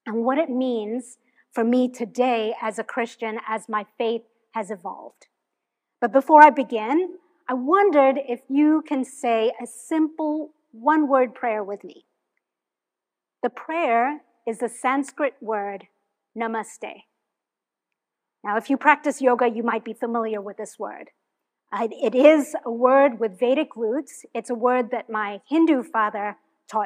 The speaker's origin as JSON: {"language": "English", "country": "Hong Kong", "tie": "born or raised there", "moved": "as an adult", "lives_now": "United States", "said": "I'm originally from Hong Kong. That's where I was born."}